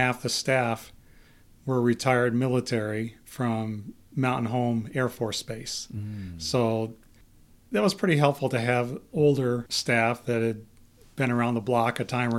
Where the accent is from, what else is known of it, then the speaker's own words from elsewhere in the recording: Cortland, New York, United States; moved away as an adult; now in Idaho, United States; I was born and raised in Cortland, New York